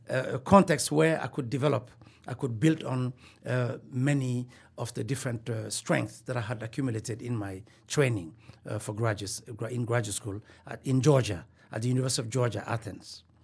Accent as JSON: {"language": "English", "country": "Mali", "tie": "born or raised there", "also_born_or_lived": "Bamako / Joliba village / United States / South Africa", "moved": "yes", "said": "I was born in Mali, uh, West Africa"}